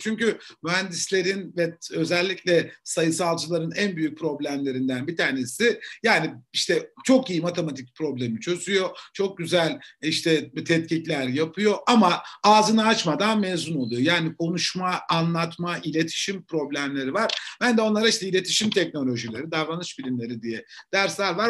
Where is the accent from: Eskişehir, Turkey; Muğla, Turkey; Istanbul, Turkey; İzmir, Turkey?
Eskişehir, Turkey; also born or lived in Ankara Polatlı; Eskişehir'de doğdum, büyüdüm.